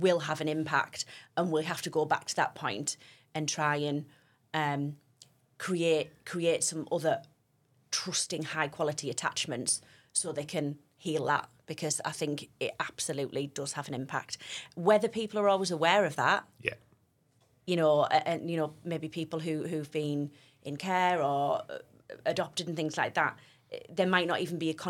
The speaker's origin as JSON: {"language": "English", "town": "Stockton-on-Tees", "region": "North East England", "country": "United Kingdom", "tie": "born or raised there", "said": "I'm sort of Teesside, Cleveland, born and bred. So born in Stockton and lived here my whole life."}